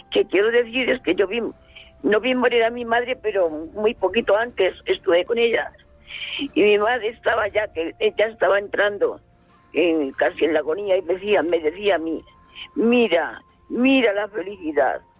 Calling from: Valdepeñas, Castilla-La Mancha, Spain; de Valdepeñas.

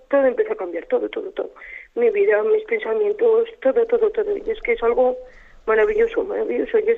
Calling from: Logroño, La Rioja, Spain; soy de Logroño.

